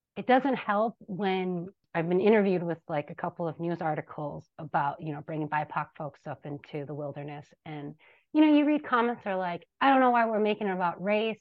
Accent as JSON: {"language": "English", "town": "Minneapolis", "region": "Minnesota", "country": "United States", "tie": "born or raised there", "said": "I grew up in the Cedar Riverside neighborhood"}